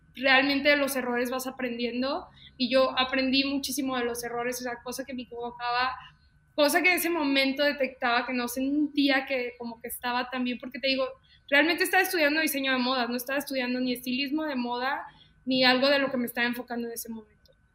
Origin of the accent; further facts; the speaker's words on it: León, Guanajuato, Mexico; Soy de León, Guanajuato. Mucha gente luego piensa que soy de la Ciudad de México, pero soy de León, Guanajuato, aquí en mi bonito Londres.